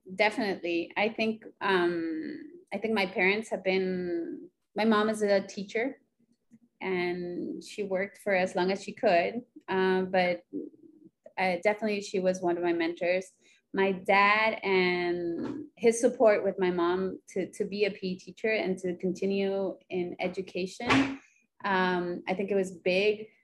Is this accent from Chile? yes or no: yes; Chile; moved away as an adult; also born or lived in Honduras / Santiago, Chile / United States; now in Rio de Janeiro, Brazil; Then we went back to Chile, and we lived in a city in the north of Santiago, the capital, and I and I lived there for about eight years.